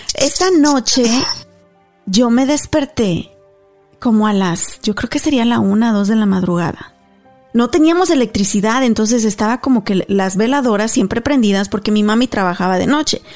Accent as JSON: {"language": "Spanish", "country": "Mexico", "tie": "born or raised there", "moved": "yes", "said": "Nos fuimos a un lugar en México, ahí en mi pueblo, que se llama el Arroyo del Sabino"}